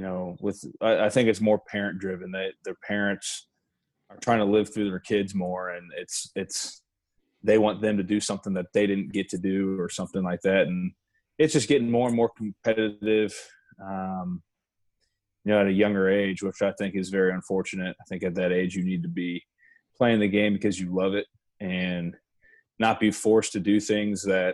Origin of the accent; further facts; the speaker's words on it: Lee's Summit, Missouri, United States; moved away as an adult; now in Lawrence, United States; born and raised in Lee Summit